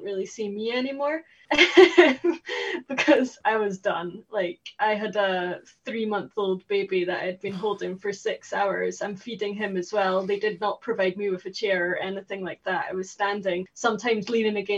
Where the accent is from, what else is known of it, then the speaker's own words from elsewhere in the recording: Scotland, United Kingdom; We're from Scotland